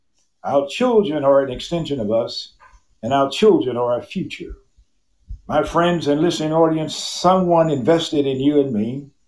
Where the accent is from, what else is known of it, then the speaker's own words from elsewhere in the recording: Mississippi, United States; born and raised in Mississippi and growing up in a highly, highly racist society in the 50s and 60s in this country.